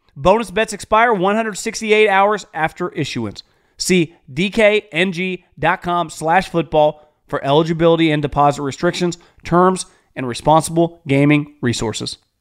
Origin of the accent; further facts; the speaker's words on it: Northern California, United States; I'm from Northern California, born and raised.